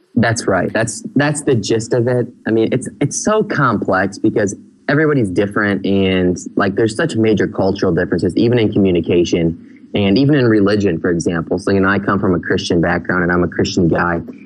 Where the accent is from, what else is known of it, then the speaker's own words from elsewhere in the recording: Michigan, United States; moved away as an adult; now in Phnom Penh, Cambodia; I grew up in Michigan